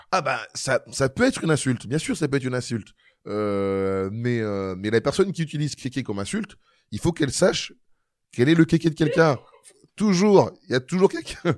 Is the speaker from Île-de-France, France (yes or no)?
no; Marly-Gaumont, Hauts-de-France, France; je jouais au foot quand j'étais euh, gamin euh, à Marly Gaumont